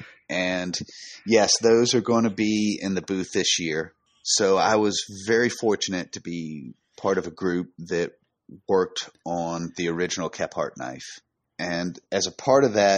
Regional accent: North Georgia, United States; I grew up running around the North Georgia woods

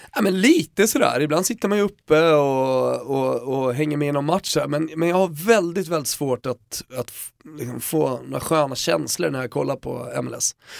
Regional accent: Sweden; jag var från Sverige

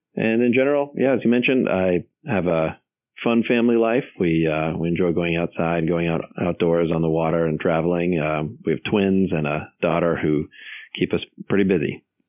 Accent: Los Angeles, California, United States; moved away as an adult; also born or lived in North Carolina / Northern Virginia; now in Virginia, United States; I grew up in Los Angeles

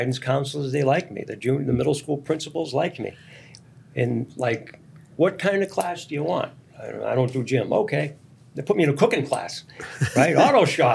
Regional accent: Melrose, Massachusetts, United States; I grew up in Melrose

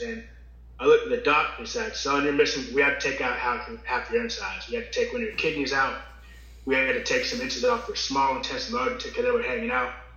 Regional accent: Virginia, United States; I'm from Virginia.

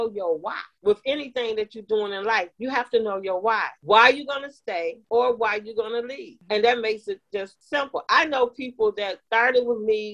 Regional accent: Detroit, Michigan, United States; now in Texas, United States; I grew up in Detroit, right across the street from Canada

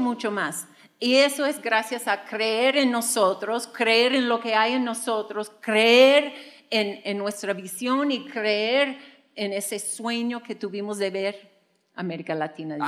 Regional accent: United States; Spanish is a second language; moved away as an adult; now in Mexico; Juan y yo llegamos a México, somos de Estados Unidos, por si no se notaba con el acento y también con mi español

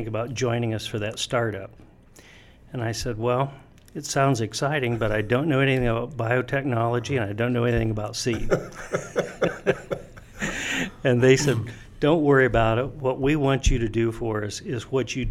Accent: Ohio, United States; I grew up in Ohio, went to college in Ohio

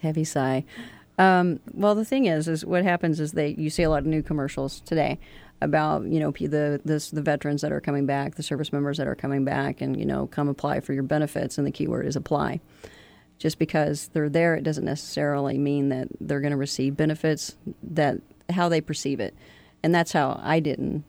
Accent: Kentucky, United States; moved away as an adult; also born or lived in Florida / Aleutian Islands; I'm originally from Kentucky. Um, I don't want to be too too cliche and say I'm a coal miner's daughter, but I am

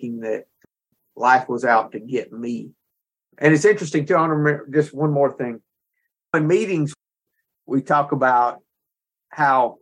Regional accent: the South, United States; We're both from the South

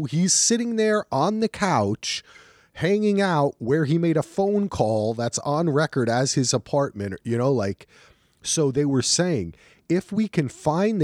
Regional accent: New Jersey, United States; growing up in Jersey and driving in New York and New Jersey

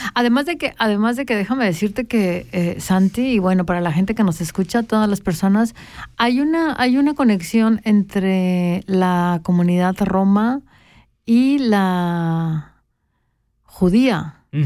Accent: Mexico; now in Switzerland; de donde yo vengo, que es la frontera sur de, México, que es literalmente la última estación de todo México

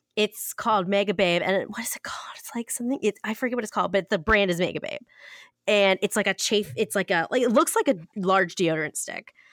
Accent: Ohio, United States; I'm from Ohio

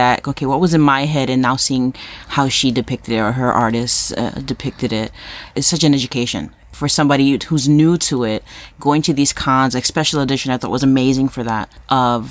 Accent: New York City, New York, United States; moved away; I'm Puerto Rican from Harlem

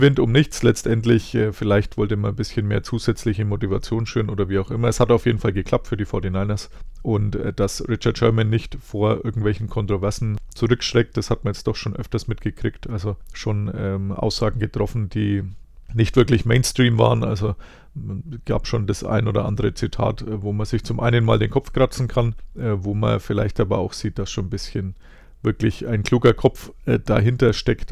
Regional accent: Bavaria, Germany; wie man bei uns in Bayern sagt

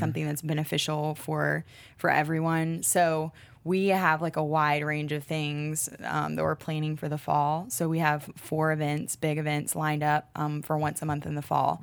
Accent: Charlotte, North Carolina, United States; I'm from Charlotte, born and raised here

